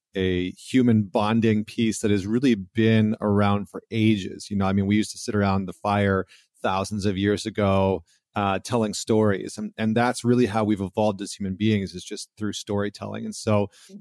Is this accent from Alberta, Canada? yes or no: yes; Alberta, Canada; I come from Alberta